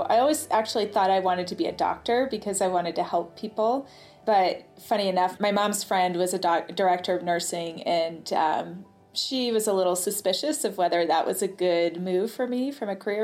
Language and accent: English; New Hampshire, United States; moved away as an adult; also born or lived in New York City, United States; I grew up in New Hampshire in the White Mountains